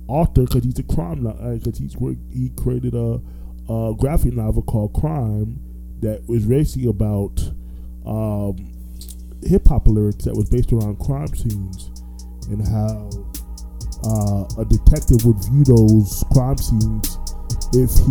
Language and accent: English; Orlando, Florida, United States; also born or lived in Brooklyn, New York; I'm originally from Brooklyn, New York, but raised in Orlando. So I lived there for 7. People say they still hear my accent